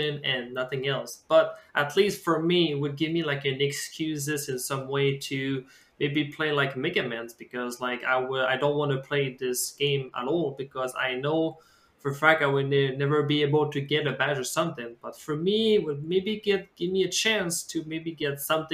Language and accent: English; Quebec, Canada; I'm from the Quebec scene.